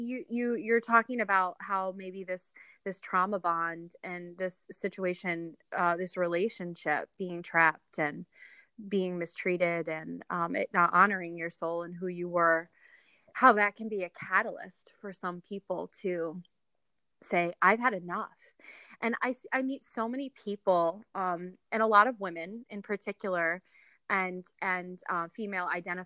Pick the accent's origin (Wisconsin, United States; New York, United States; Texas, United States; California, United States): New York, United States; New York City; now in Ohio, United States; You know, I moved from New York City to where I live now in Ohio. And this is, my husband was born and raised here. And so coming from a big city like New York